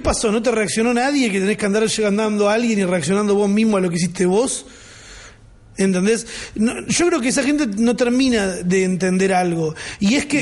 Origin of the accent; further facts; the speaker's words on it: Argentina; Yo también nací en una casa con manchas de humedad, con goteras, con y no siento que eso me represente como argentino